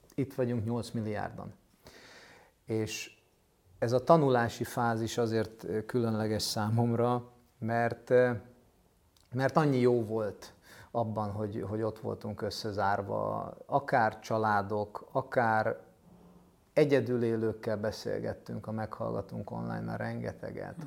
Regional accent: Budapest, Hungary; egy ilyen rózsadombi szociál, kilenc lakásos kockaházban építettek, vagy vettek lakást a szüleim

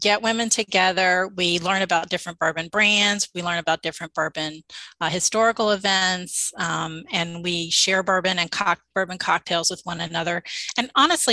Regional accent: Louisville, Kentucky, United States; moved away as an adult; also born or lived in Nashville, Tennessee; I grew up in the Louisville, Kentucky area, and I lived in Nashville for about 17 years. And when we moved back here

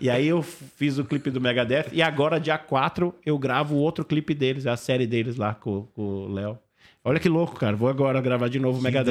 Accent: Brazil; sou do Brasil

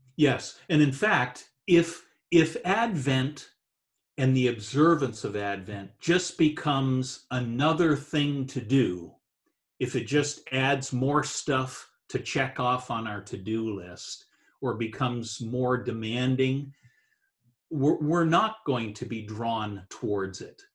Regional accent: New Brunswick, Canada; I was brought up in Eastern Canada, uh, the province of New Brunswick, uh, wow. uh, is where I grew up

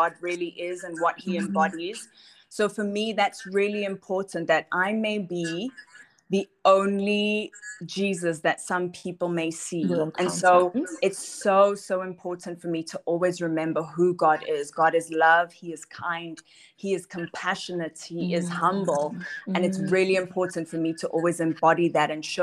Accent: Johannesburg, Gauteng, South Africa; born and raised in Johannesburg.

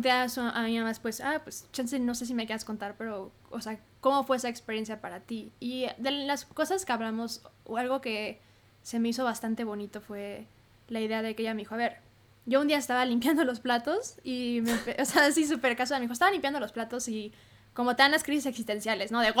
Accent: Hermosillo, Sonora, Mexico; now in Mexico City, Mexico; cómo estudié aquí en la Ciudad de México, yo soy de Hermosillo

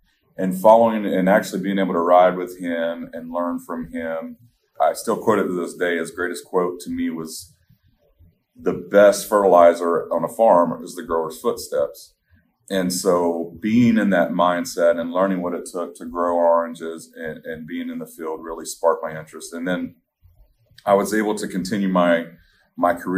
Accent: Highlands County, Florida, United States; I grew up in Highlands County

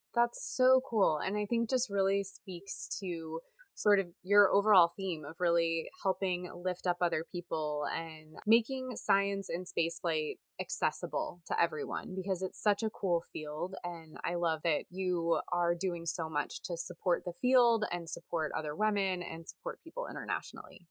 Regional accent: Indiana, United States; as a little girl growing up in Indiana

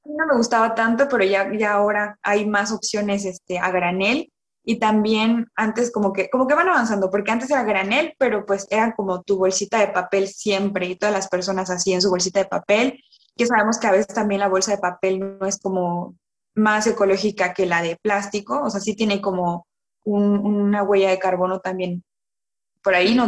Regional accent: Villahermosa, Tabasco, Mexico; moved away as an adult; also born or lived in Mérida, Yucatán; now in France; yo nací, crecí en Villahermosa, Tabasco, en una ranchería

